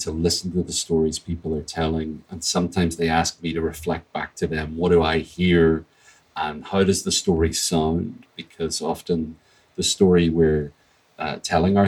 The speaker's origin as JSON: {"language": "English", "region": "Northern Ireland", "country": "United Kingdom", "tie": "born or raised there", "said": "my family was affected deeply by what we've come to call the Troubles here"}